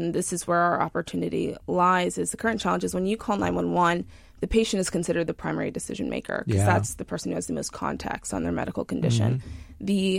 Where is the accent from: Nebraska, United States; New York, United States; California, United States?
New York, United States; Huntington; Long Island, New York. Yeah. So from Huntington